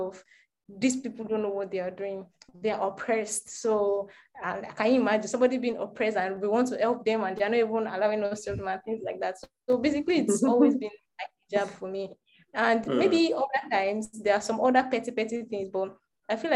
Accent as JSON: {"language": "English", "region": "Yorubaland", "country": "Nigeria", "said": "I'm Yoruba"}